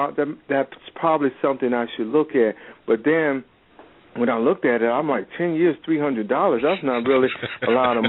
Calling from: Hampton, Virginia, United States; Virginia, Hampton, Virginia.

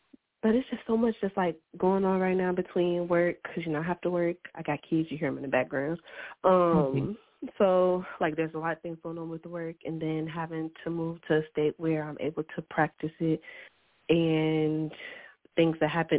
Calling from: Iowa, United States

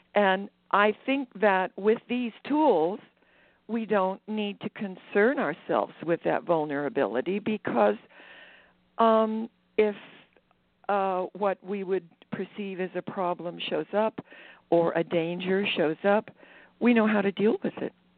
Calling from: Maui, Hawaii, United States; I'm calling from Maui, Hawaii

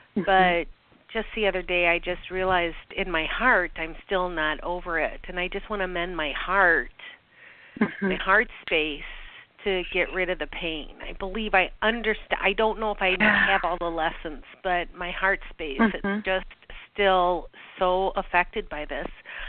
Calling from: Wisconsin, United States

